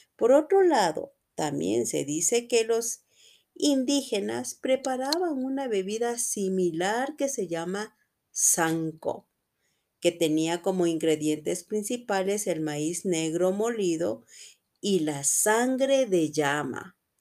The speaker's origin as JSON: {"language": "Spanish", "town": "Quito", "region": "Pichincha", "country": "Ecuador", "said": "soy de Quito, Ecuador"}